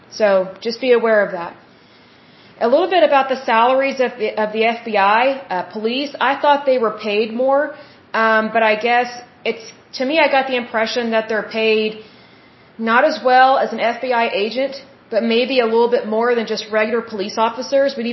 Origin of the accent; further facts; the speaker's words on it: Oklahoma, United States; I'm from Oklahoma